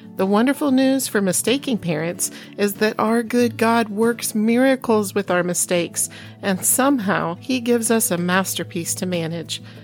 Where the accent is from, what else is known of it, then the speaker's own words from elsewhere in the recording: Iowa, United States; moved away; also born or lived in Oklahoma / Chicago; grew up as a farm girl in Iowa